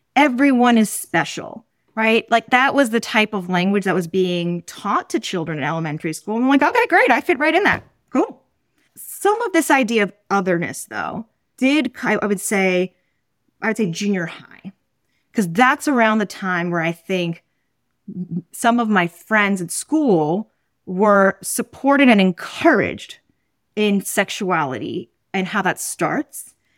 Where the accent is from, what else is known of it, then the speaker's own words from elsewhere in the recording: New York City, New York, United States; where I grew up, which is Roman Catholic